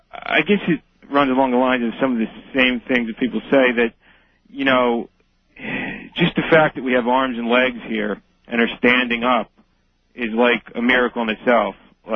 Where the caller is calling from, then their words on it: King of Prussia, Pennsylvania, United States; I'm calling from King of Prussia, Pennsylvania.